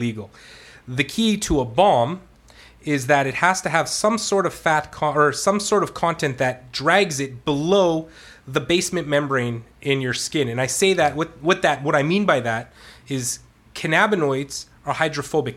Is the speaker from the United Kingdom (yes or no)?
no; Canada; I'm Canadian.